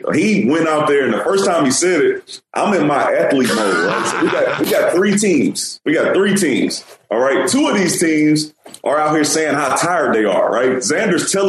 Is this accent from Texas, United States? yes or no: yes; Houston, Texas, United States; also born or lived in New York; I'm from Houston, and we used to have the Houston Oilers